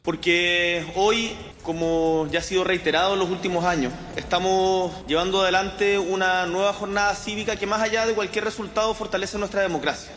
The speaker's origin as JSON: {"language": "Spanish", "country": "Mexico"}